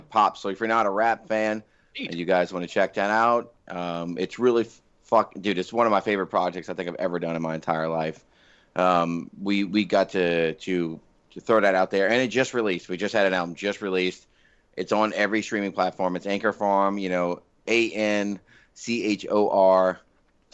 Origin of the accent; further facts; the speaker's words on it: West Bank, Louisiana, United States; accent: West Bank; I am from the West Bank